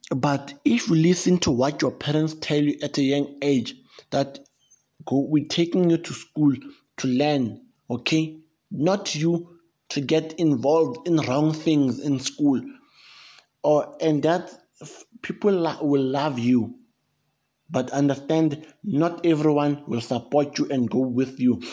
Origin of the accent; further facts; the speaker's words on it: South Africa; I come from South Africa